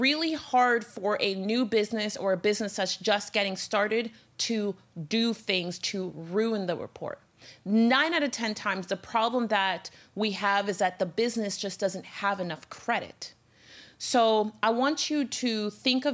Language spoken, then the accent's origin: English; Miami, Florida, United States; I'm from Miami